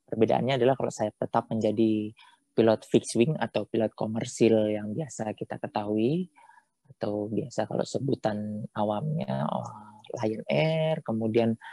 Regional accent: West Nusa Tenggara, Indonesia; salah satunya saya dari Nusa Tenggara Barat.

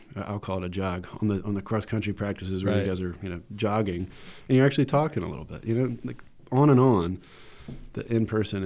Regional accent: Winston-Salem, North Carolina, United States; also born or lived in Virginia; I'm from Winston-Salem, I'm kind of getting back to the area

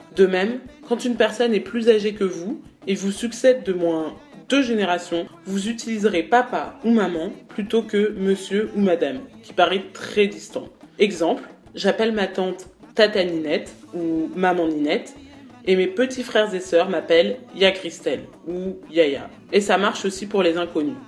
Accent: France; J'ai 22 ans, j'ai grandi en France, mais toute ma famille est originaire du Congo-Brazzaville

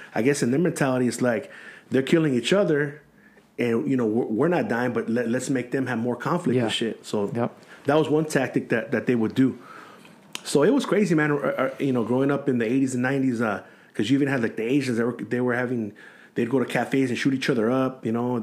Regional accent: San Gabriel, California, United States; also born or lived in La Puente; I grew up in San Gabriel, mm-hmm. which is, like, the reason why they call it the San Gabriel Valley. That's where I grew up

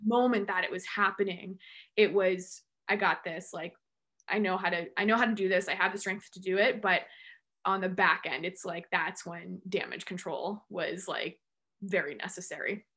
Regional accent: Central Massachusetts, United States; also born or lived in Amherst, Massachusetts; I'm from Central Mass and grew up dancing

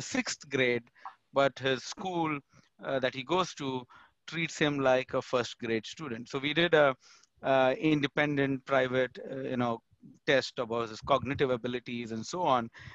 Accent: India; moved away as an adult; now in United States; I moved from India to US

